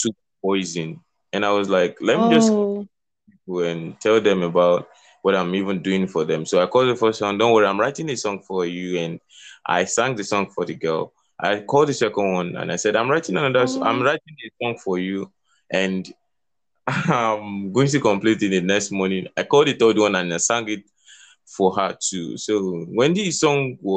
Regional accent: Kogi, Nigeria; now in Lagos, Nigeria; I'm from Nigeria, Kogi State. I'm based in Lagos City.

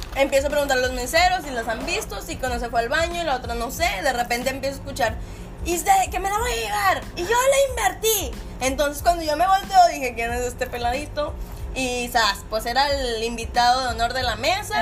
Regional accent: Monterrey, Nuevo León, Mexico; nosotros también, como regios

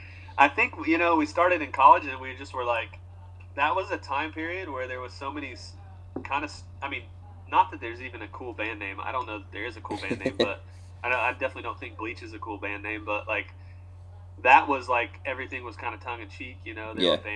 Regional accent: Indiana, United States; moved away as an adult; also born or lived in Kentucky; now in Nashville, United States; So I moved from Indiana and went to college in Kentucky. I was there for about a year, I guess two years, I think I went to college, and then we dropped out. We got a record deal and yeah. dropped out and moved to Nashville.

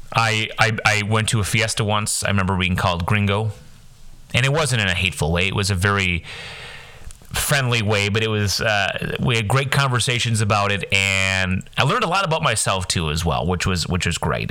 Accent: Midwest, United States; also born or lived in Wyoming; I'm from the Midwest and we're pretty nice people up here

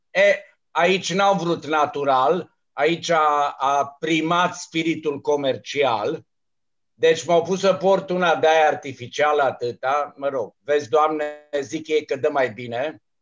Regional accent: Romania; m-am trezit eu aici singurul român

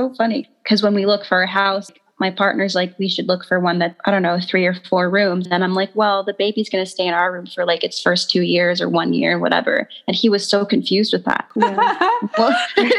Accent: Montreal, Quebec, Canada; I'm from Montreal

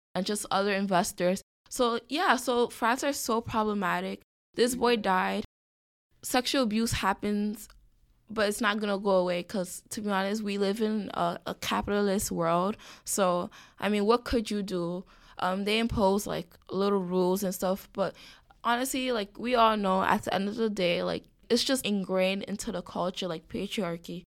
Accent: New York City, New York, United States; moved away as an adult; also born or lived in Ithaca, New York; born and raised in the Bronx, elementary, middle, and high school in the Bronx.

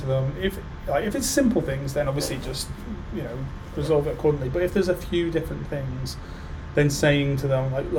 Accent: United Kingdom; being British

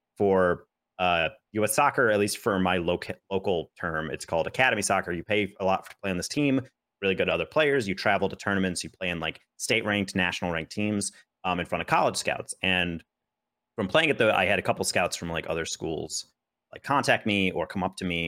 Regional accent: New York, United States; So I went to a school that was in New York State, 40 minutes away from my hometown.

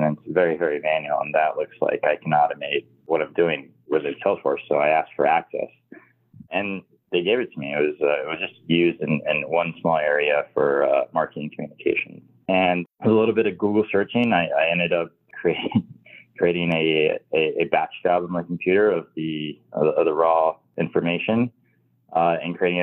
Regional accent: Miami, Florida, United States; I'm from Miami, Florida. Still here

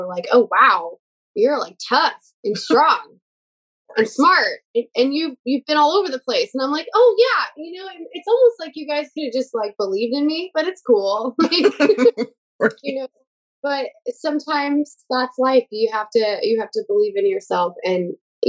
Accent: Neoga, Illinois, United States; moved away as an adult; I grew up in a really small town in the middle of nowhere. Shout out to my hometown, Neoga, Illinois

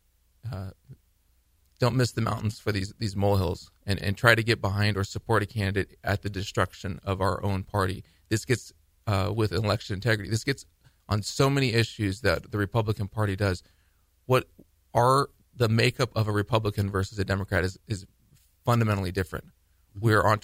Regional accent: United States; I'm from the Valley

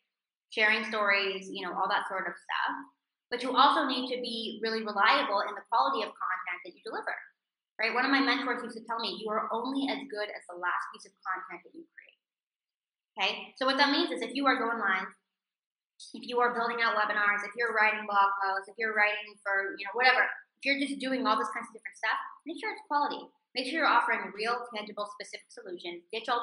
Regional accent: California, United States; moved away as an adult; now in Israel; doable for me as a 23-year-old living in a foreign country, by the way, I was living in Israel, I came from California, where I didn't speak the language

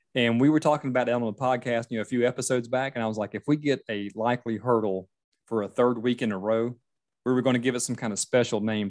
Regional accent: Myrtle Beach, South Carolina, United States; born or raised there; now in Charleston, United States

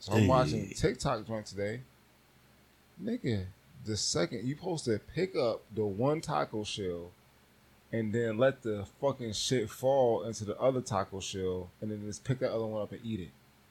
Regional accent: Buffalo, New York, United States; I'm from Buffalo.

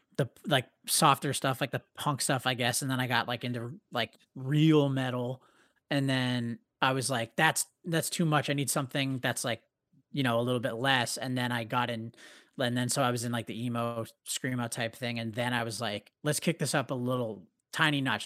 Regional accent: Canada; we have this band, we're from Canada

